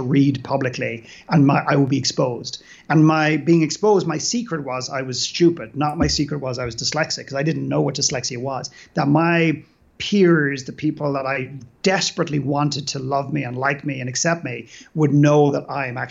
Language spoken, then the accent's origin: English; Dublin, Leinster, Ireland; moved away; I grew up in Dublin in Ireland